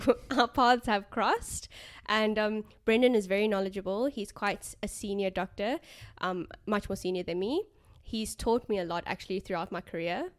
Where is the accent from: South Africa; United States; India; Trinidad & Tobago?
South Africa; first language English; now in Australia; coming from South Africa